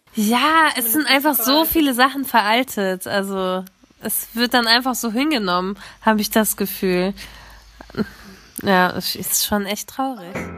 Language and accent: German; Germany; ich bin zwar in Deutschland geboren